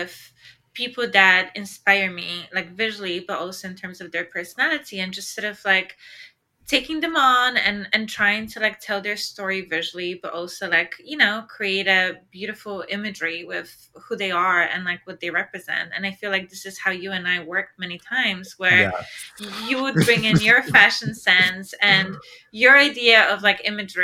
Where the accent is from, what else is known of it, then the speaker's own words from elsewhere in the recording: Poland; my hometown in Poland